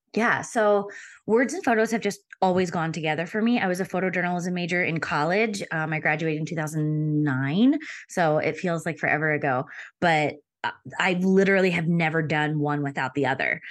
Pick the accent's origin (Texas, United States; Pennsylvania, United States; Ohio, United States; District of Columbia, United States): Pennsylvania, United States; moved away as an adult; also born or lived in Denver / Philadelphia; We moved from Denver back to, um, Pennsylvania where I'm from, so I could be closer to family